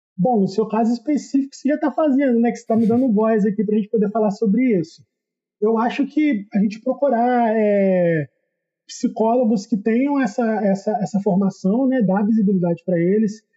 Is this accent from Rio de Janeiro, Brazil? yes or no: yes; Volta Redonda, Rio de Janeiro, Brazil; Eu sou do interior do estado do Rio, aqui